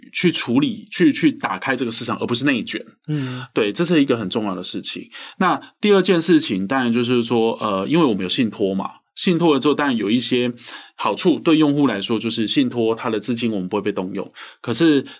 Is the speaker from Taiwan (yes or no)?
yes; Taiwan; 那我们是台湾人嘛？